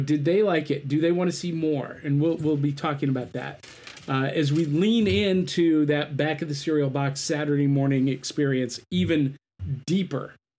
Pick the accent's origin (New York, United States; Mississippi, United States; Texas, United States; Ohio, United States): Ohio, United States; North Canton; I grew up in North Canton, in, I mean, dead center between those two cities